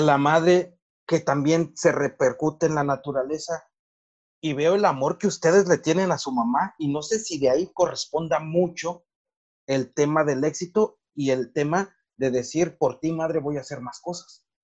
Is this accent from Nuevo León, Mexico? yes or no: no; Morelos, Mexico; en mi pueblo y en nuestra región hay un montón de ingenieros agrónomos